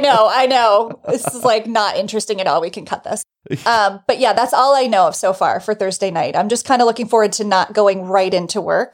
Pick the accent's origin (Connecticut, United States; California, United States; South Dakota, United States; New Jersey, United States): New Jersey, United States; moved away as an adult; now in New York, United States; I'm just a Northeast person. It's where I'm from. I'm from New Jersey. I've lived in New York my whole adult life